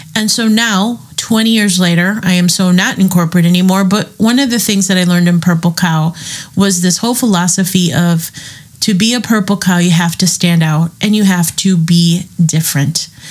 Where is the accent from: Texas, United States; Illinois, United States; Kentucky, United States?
Illinois, United States; Chicago; I'm from Chicago